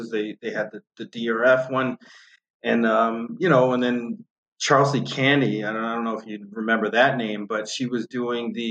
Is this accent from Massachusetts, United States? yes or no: yes; north of Boston, Massachusetts, United States; moved away as an adult; also born or lived in New Jersey; now in Florida, United States; I grew up on north of Boston. Um, I was born in Jersey, lived up north of Boston for ooh, I, I, can't even tell you how long, and then I moved down to Florida